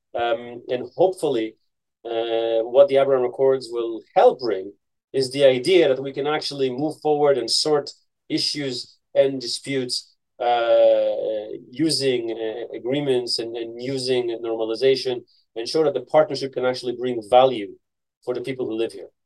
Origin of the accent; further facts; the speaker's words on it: Haifa, Haifa District, Israel; also born or lived in United States; I grew up in Haifa, a city in the north